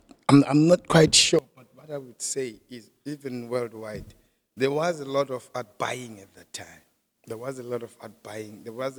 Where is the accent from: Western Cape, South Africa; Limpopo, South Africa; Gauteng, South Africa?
Gauteng, South Africa; Springs; We're from the same township of Gwatema in Springs, in the East Rand.